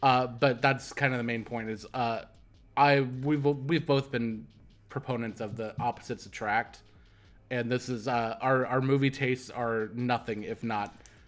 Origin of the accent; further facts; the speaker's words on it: Midwest, United States; cornfields were always kind of terrifying to me, even though I grew up in the Midwest.